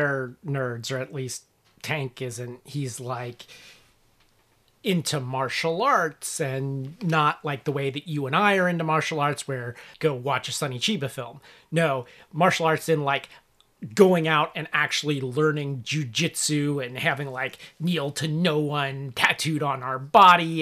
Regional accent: Cincinnati, Ohio, United States; moved away; I'm from the Cincinnati area originally

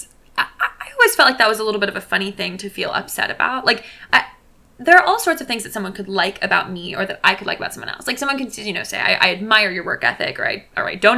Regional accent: Alexandria, Virginia, United States; moved away as an adult; now in New Haven, United States; I'm from Alexandria.

